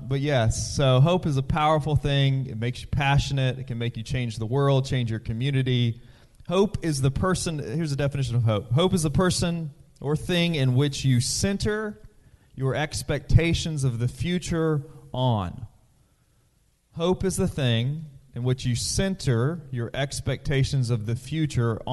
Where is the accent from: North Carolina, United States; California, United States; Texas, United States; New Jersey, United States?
North Carolina, United States; Currituck County; I am from Currituck County, which is underwater right now.